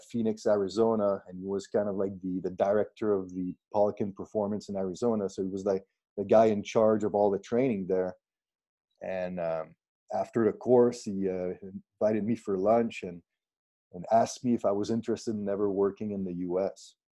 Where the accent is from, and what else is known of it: Saint-Césaire, Quebec, Canada; born or raised there; English is a second language; also born or lived in Granby